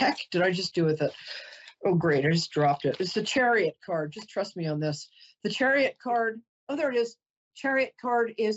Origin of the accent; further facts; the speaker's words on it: New York, United States; I'm a New Yorker